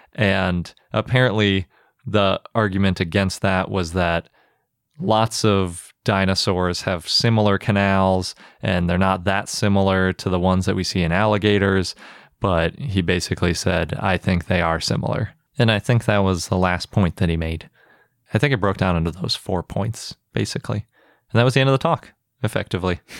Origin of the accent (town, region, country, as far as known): Milwaukee, Wisconsin, United States; born or raised there